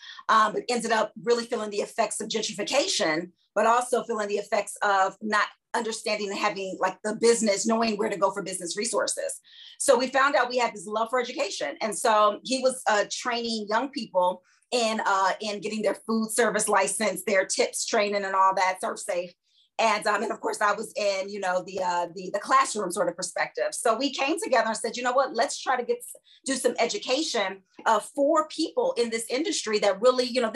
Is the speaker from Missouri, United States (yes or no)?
no; Chicago, Illinois, United States; also born or lived in Boston / Philadelphia; now in Washington, D.C., United States; my hometown is Chicago, Illinois